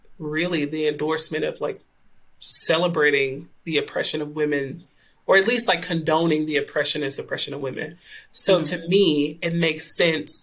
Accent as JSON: {"language": "English", "town": "Clarksdale", "region": "Mississippi", "country": "United States", "tie": "born or raised there", "also_born_or_lived": "Tennessee", "moved": "as an adult", "lives_now": "Wake Forest, United States", "said": "I am originally from Clarksdale, Mississippi"}